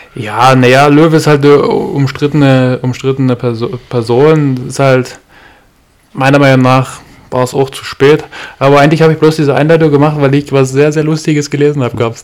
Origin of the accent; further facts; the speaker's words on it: Görlitz, Saxony, Germany; ich komme aus Görlitz